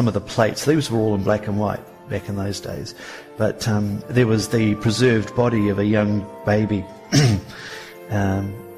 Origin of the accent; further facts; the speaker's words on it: Kaikoura, Canterbury, New Zealand; growing up in Kaikoura, we had this sort of farming environment in the background